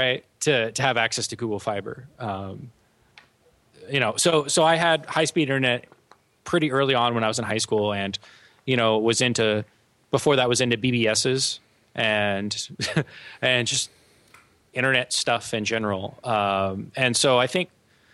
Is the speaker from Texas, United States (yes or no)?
yes; El Paso, Texas, United States; moved away; I grew up in El Paso, Texas